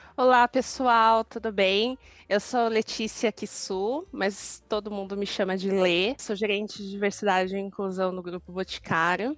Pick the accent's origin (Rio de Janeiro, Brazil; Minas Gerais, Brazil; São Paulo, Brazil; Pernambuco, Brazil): São Paulo, Brazil; Sou de São Paulo, cresci e nasci na periferia, no bairro do Grajaú, que é extremo sul de São Paulo, mas hoje eu moro na Zona Oeste